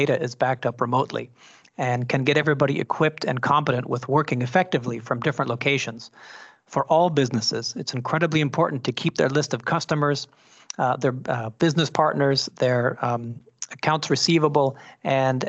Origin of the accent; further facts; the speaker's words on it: San Francisco, California, United States; I'm born and raised in San Francisco, California